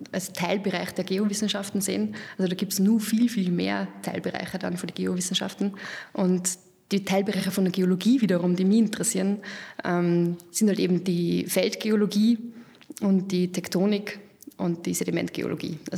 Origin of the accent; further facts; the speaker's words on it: Lower Austria, Austria; also born or lived in Denmark; Na, grundsätzlich bin ich aus Niederösterreich, also da sind die Berge immer nicht so hoch bei uns.